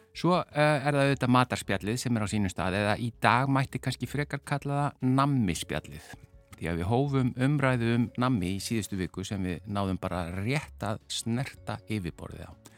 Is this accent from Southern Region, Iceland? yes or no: no; Reykjavík, Capital Region, Iceland; Því ég kem úr Vestubænum og, og bjó lengi út á Granda